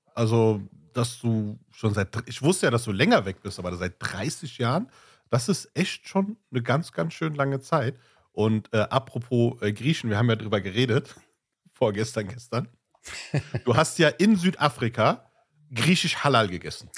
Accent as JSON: {"language": "German", "area": "Ruhr area", "region": "North Rhine-Westphalia", "country": "Germany", "said": "ich komme aus dem Ruhrgebiet"}